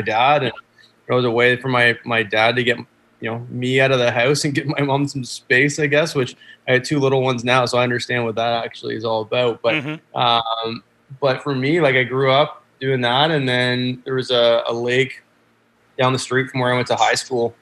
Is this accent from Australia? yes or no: no; about an hour north of Toronto, Ontario, Canada; also born or lived in Boston, United States; I grew up uh, just north of the border. Actually, so I'm I'm about an hour north of Toronto